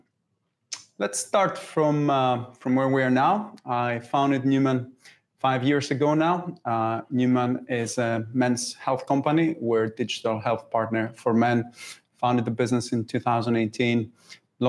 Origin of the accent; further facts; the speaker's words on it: Greece; English is a second language; moved away as an adult; also born or lived in York, United Kingdom; now in United Kingdom; Originally, I'm from Greece